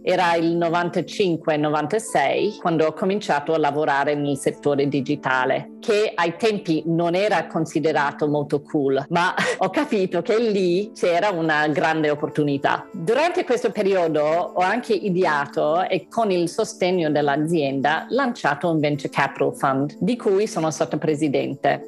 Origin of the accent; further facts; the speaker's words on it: Melbourne, Victoria, Australia; moved away as an adult; now in Italy; Sono australiana, nata a Melbourne, e sono laureata in scienze politiche in francese all'Università di Melbourne.